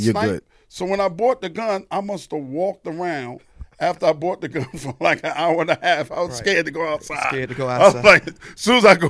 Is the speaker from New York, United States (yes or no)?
yes; New York, United States; Y'all know, I'm from New York. You can never do that. You can never have a gun.